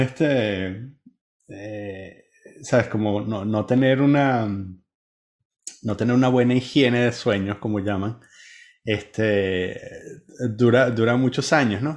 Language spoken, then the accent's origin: Spanish; Venezuela; born or raised there; moved away